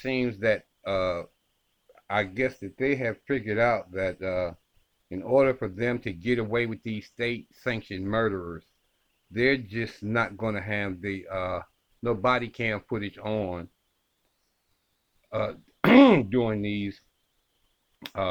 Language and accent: English; Ohio, United States; In Columbus, Ohio, my home state.